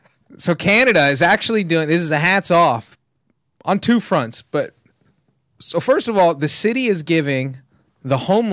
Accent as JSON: {"language": "English", "town": "Tehachapi", "region": "California", "country": "United States", "said": "But I'm from Tehachapi, right?"}